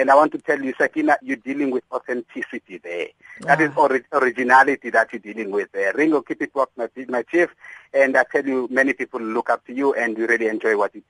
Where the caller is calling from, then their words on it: Cape Town, Western Cape, South Africa; you know I'm phoning from Cape Town, but please do not be fooled.